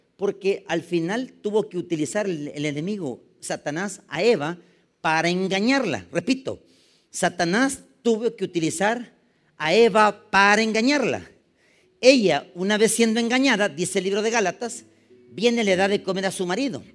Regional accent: San Salvador, El Salvador; yo nací en 1972. La estadística dice de que nacieron casi solo en el hospital de maternidad donde yo nací, nacieron ese día, solo en San Salvador, 73 niños

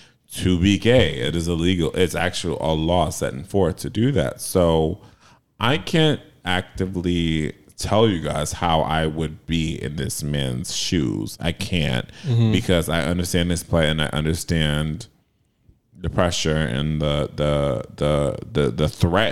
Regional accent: United States; we grew up in America

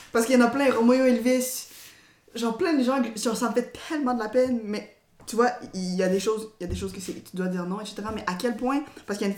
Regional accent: DR Congo; also born or lived in Tanzania; moi je suis originaire du Congo. En fait, je me considère pas vraiment tanzanienne, pour de vrai, parce que dans le camp de réfugiés, il y avait toutes sortes de nationalités.

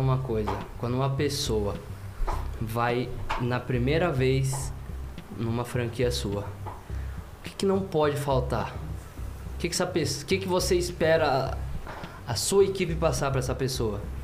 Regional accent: Brazil; eu sou de Biuna

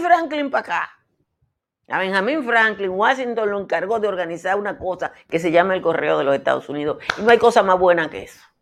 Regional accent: Nizao, Peravia, Dominican Republic; nosotros los campesinos, yo soy de Nizao

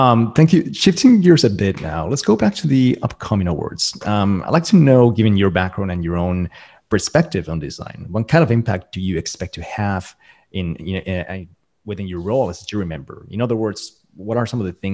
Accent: Colombia; moved away; also born or lived in New York; I'm also from Colombia

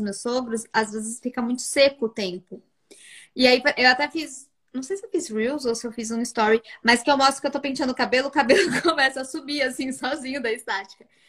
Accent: São Paulo, Brazil; moved away as an adult; now in Portugal; eu era da Zona Norte, para quem é de São Paulo vai saber. Eu saía lá da Zona Norte e ia até Alphaville

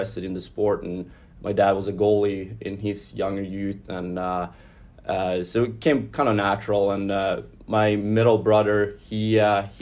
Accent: Luleå, Norrbotten County, Sweden; moved away; I grew up in the northern part of Sweden in a very small town called Luleå

